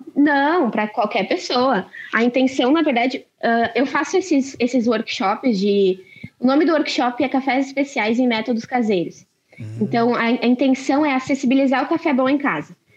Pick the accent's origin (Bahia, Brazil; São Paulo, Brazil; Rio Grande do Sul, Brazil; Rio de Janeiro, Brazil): Rio Grande do Sul, Brazil; Lajeado; sou de Lajado